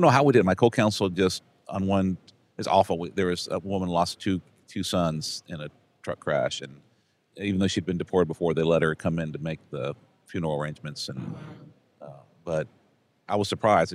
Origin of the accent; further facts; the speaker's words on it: Brownsville, Texas, United States; I'm from Brownsville